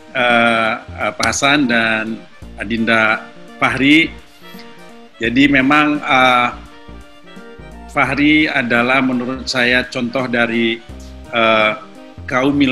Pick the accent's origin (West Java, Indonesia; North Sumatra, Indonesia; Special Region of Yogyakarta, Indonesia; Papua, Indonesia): West Java, Indonesia; Bandung; saya sebetulnya dari kecil yang saya kenal adalah alat musik tradisional khususnya Sunda karena saya lahir di Bandung dan lokasi kediaman keluarga kami itu persis berada di bawah eh di belakang dari sebuah kampus seni